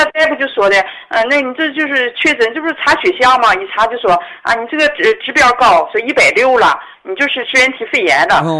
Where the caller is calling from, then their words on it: Dandong, Liaoning, China; 啊，我是丹东的朋友。